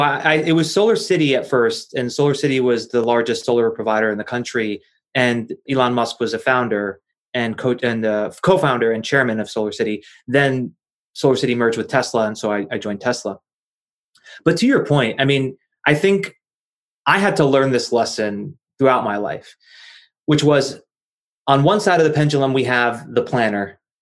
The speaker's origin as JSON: {"language": "English", "region": "New Jersey", "country": "United States", "tie": "born or raised there", "said": "I'm from New Jersey and uh, born and raised in New Jersey, not far from New York City"}